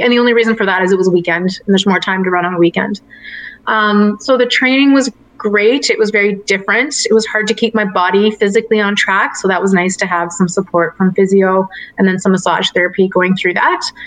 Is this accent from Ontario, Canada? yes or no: yes; Richmond Hill, Ontario, Canada; moved away; I'm from Richmond Hill, Ontario, and that, that's where I grew up.